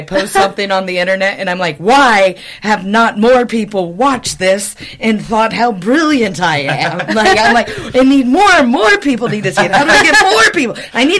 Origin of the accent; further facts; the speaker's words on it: Midwest, United States; moved away as an adult; now in United Kingdom; naturally I used to have blonde hair and I'm from the Midwest